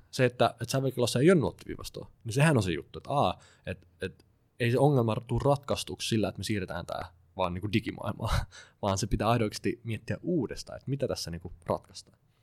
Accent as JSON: {"language": "Finnish", "town": "Klaukkala", "region": "Uusimaa", "country": "Finland", "said": "mä itse kotoisin Klaukkalassa"}